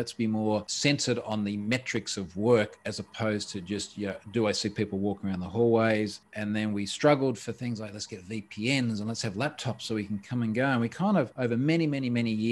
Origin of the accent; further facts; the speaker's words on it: Australia; I'm an Australian.